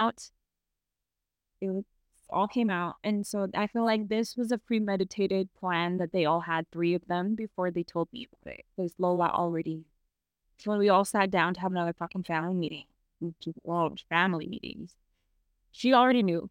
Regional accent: United States; accent: American; moved away; my American accent

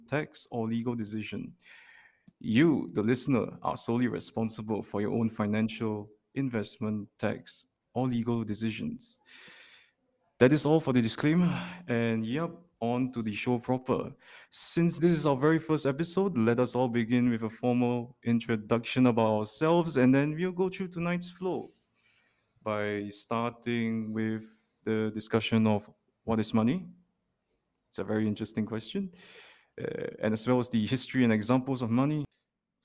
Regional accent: Singapore; born and raised in Singapore

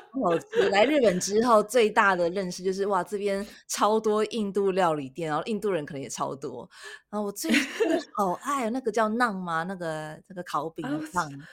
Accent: Taiwan; moved away; 身为台湾人

